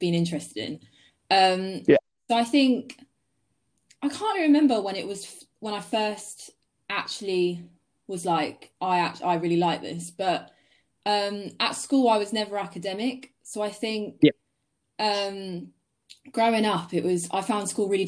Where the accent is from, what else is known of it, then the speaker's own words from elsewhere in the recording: Sussex, South East England, United Kingdom; I'm 20, and I'm a photographer from Sussex